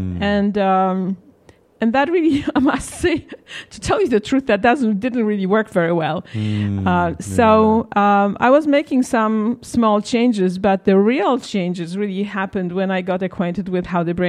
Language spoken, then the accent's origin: English; Warsaw, Masovian Voivodeship, Poland; moved away as an adult; also born or lived in London; now in United States; I grew up in Poland when it was still a communist country